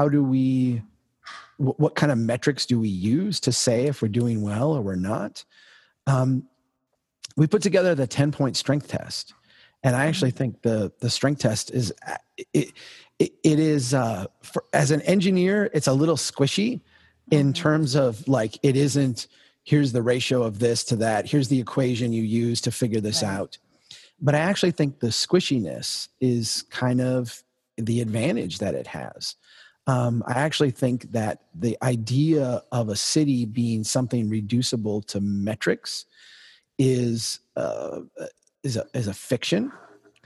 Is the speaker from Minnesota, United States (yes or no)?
yes; Brainerd, Minnesota, United States; my hometown of Brainerd